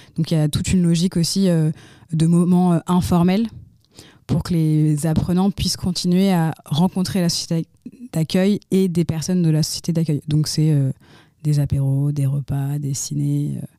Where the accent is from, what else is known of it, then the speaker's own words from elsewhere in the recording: Lyon, Auvergne-Rhône-Alpes, France; also born or lived in Turkey / Montreal, Canada / Mexico; je suis lyonnaise. J'ai plus ou moins toujours un peu grandi euh, autour de Lyon